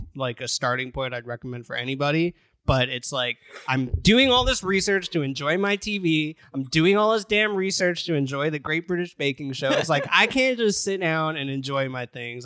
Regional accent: United States; As an American

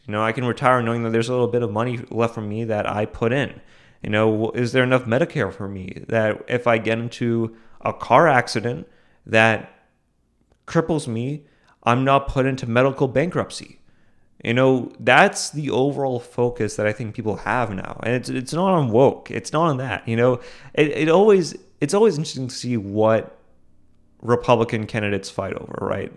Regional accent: Boston, Massachusetts, United States; I grew up in Boston.

